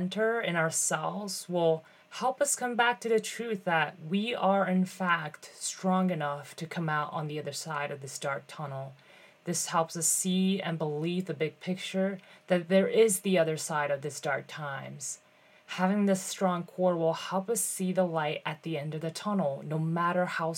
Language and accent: English; Mitaka, Tokyo, Japan; I was born and raised in this little town called Mitaka in Tokyo